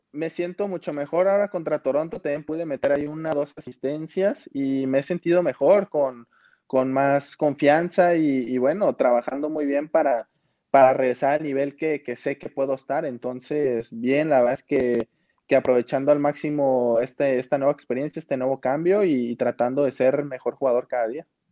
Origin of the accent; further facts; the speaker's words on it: Mexico; como mexicano